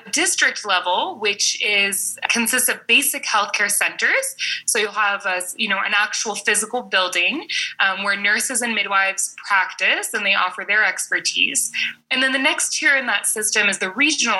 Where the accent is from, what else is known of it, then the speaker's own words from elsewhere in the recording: San Francisco, California, United States; moved away as an adult; now in Madagascar; I'm originally from San Francisco, California. Mother is from the south of France, and my father is American from Pittsburgh. I grew up in California pretty much my entire life